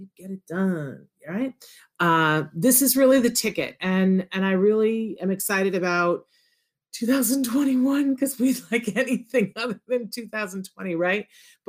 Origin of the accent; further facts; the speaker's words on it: Puerto Rico; born there; I was born in Puerto Rico and I very much want to go to Puerto Rico